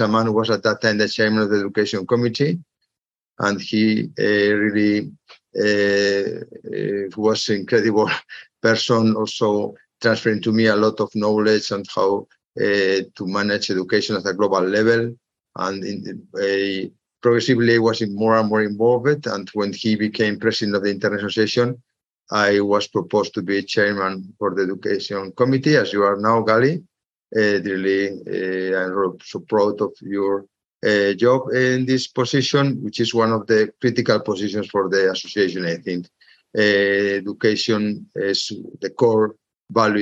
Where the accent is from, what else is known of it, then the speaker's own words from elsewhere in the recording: Madrid, Community of Madrid, Spain; I was born in Madrid, and I was also studying medicine and dentistry in Madrid